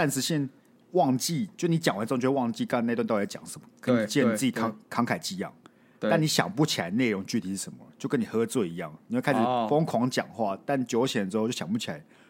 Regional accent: Kaohsiung, Taiwan; 我觉得现在还好哎，因为我们是高雄人

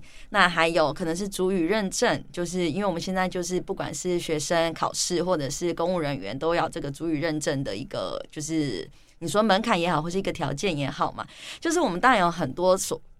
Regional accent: Taipei, Taiwan; 但是以我自己来说，我从小在都会区长大， 那以前我都觉得，就是我的都会区的生活跟我的部落生活是平行宇宙、平行世界。

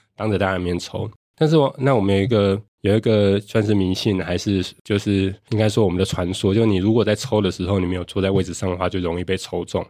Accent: Taiwan; 我家在云林

